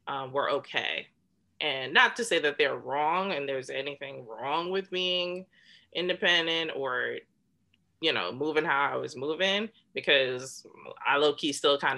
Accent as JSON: {"language": "English", "country": "United States", "said": "I'm Black American"}